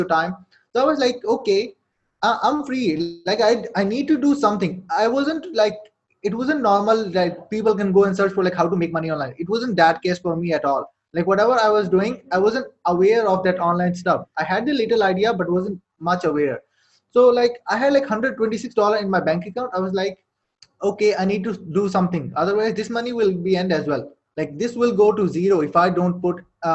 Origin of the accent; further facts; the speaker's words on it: Saudi Arabia; English is a second language; moved away as an adult; now in Pakistan; I was born and raised in Saudi Arabia, lived there for like 18 years